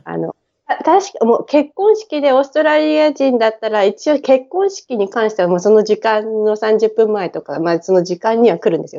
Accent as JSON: {"language": "Japanese", "region": "Tokyo", "country": "Japan", "tie": "born or raised there", "moved": "as an adult", "lives_now": "Brisbane, Australia", "said": "品川の、はい、品、大井町っていう品川の次の駅でずっと育ってます"}